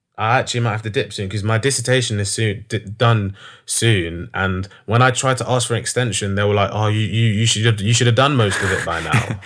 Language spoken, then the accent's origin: English; London, United Kingdom; I'm from North London